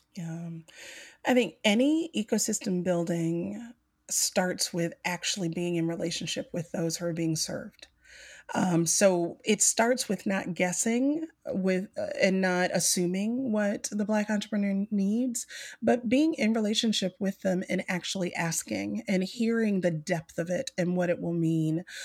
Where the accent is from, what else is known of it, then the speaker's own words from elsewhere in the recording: Mobile, Alabama, United States; growing up on the coast, I grew up in the South of Mobile, Alabama